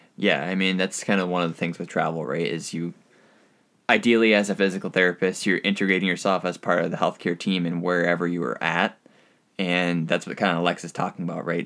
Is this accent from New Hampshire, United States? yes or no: yes; New Hampshire, United States; moved away as an adult; also born or lived in Utica, New York; now in Southeast Alaska, United States; I am from New Hampshire